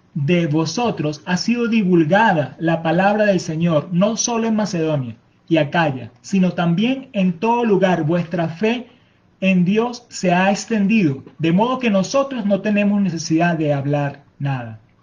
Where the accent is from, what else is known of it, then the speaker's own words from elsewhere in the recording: Venezuela; nuestra cultura venezolana. Les mostramos nuestros bailes, nuestra forma de hablar